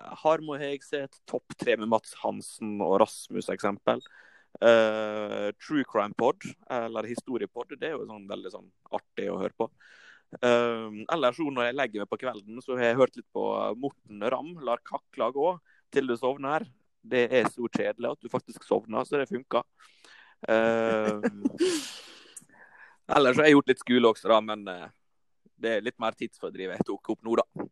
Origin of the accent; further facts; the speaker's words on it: Volda, Møre og Romsdal, Norway; Jeg er fra Volda